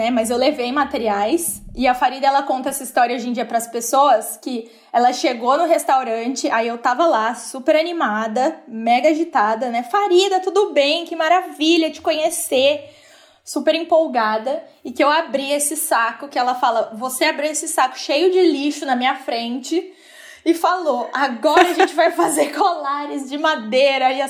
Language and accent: Portuguese; Brazil; eu vim do Brasil.